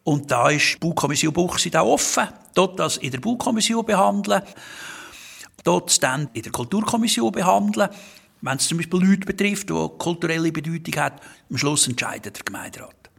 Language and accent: German; Glarus, Switzerland; now in Herzogenbuchsee, Switzerland; ich komme aus dem Kanton Glaris, Ziegerschlitz